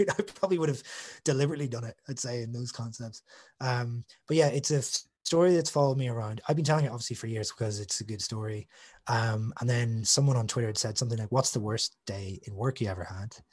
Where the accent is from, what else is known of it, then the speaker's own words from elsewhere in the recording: Northern Ireland, United Kingdom; being a Northern Irish person and growing up on the border.